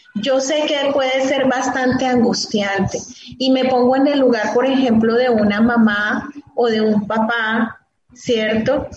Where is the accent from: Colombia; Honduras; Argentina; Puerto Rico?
Colombia; aquí en mi país